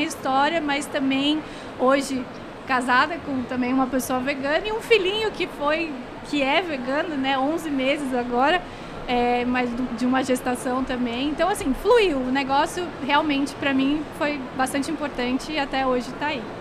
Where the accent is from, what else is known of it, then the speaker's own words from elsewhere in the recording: Rio Grande do Sul, Brazil; eu sou gaúcha